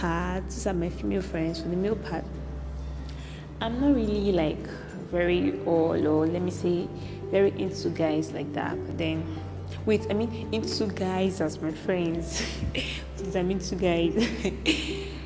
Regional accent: Cross River, Nigeria; I'm from Cross River States. I'm a Nigerian.

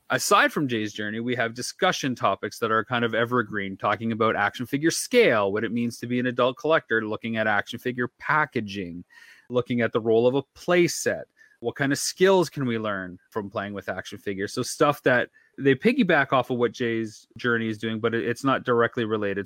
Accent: London, Ontario, Canada; my hometown

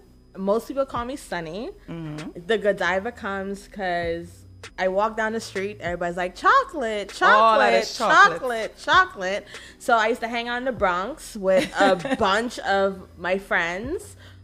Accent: Bahamas; I was born in the Bahamas. And my parents from Haiti.

